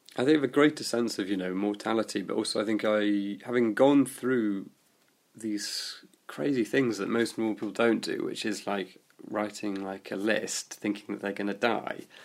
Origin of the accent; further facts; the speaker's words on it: London, United Kingdom; also born or lived in Bristol; I'm originally from West Hampstead